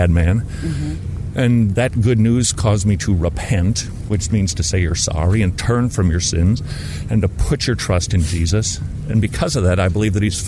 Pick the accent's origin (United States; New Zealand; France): United States; Minnesota; now in Georgia, United States; I'm from Minnesota, and that's pretty close to Canada.